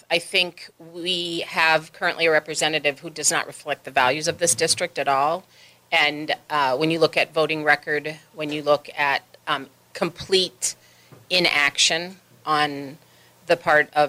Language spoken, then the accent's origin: English; Pittsburgh, Pennsylvania, United States; moved away as an adult; also born or lived in Duluth, Minnesota / Chicago; now in Wisconsin, United States; And I grew up in Pittsburgh, Okay. Pennsylvania. Spent a little bit of time in Chicago, but graduated from high school in Pittsburgh. And I was actually born in Duluth, Minnesota.